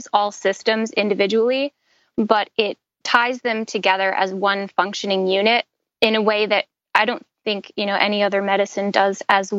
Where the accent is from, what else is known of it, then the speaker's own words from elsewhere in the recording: New York, United States; growing up in New York, I was always outside playing around